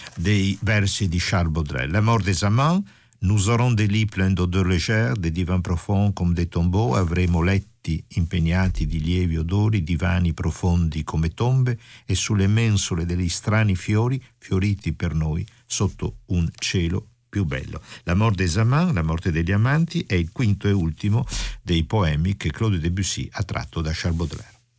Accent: Venice, Veneto, Italy; Io sono veneziano e veneziano cucchiaio si dice scugliero, scuglier

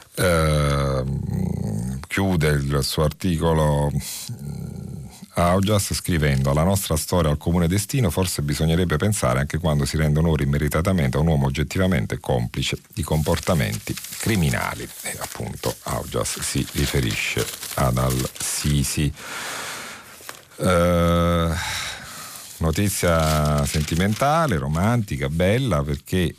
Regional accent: Naples, Campania, Italy; accent: Neapolitan; il mio accento che riconoscerete essere di quelle parti

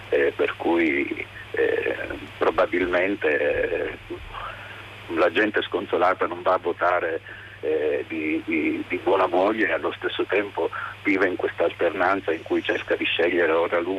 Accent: Sicily, Italy; now in Reggio Emilia, Italy; chiamo da Reggio Emilia, io sono siciliano, quindi in qualche modo conosco le realtà del sud.

